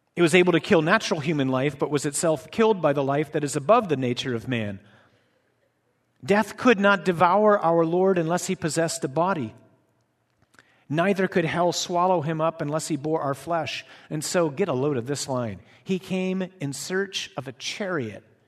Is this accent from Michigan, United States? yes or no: yes; Michigan, United States; I'm from Michigan.